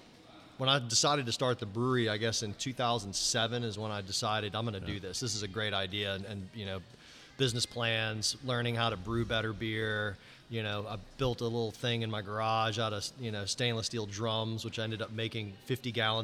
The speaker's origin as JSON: {"language": "English", "town": "New Orleans", "region": "Louisiana", "country": "United States", "tie": "born or raised there", "lives_now": "Lafayette, United States", "said": "I grew up in New Orleans, and New Orleans is much more of a big city, you know, modern city"}